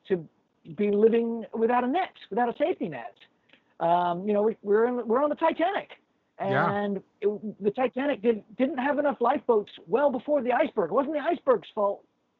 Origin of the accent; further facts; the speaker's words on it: Texas, United States; also born or lived in Ascot, England; I was born in Ascot, England. Okay. My family all immigrated to Texas 45 years ago last month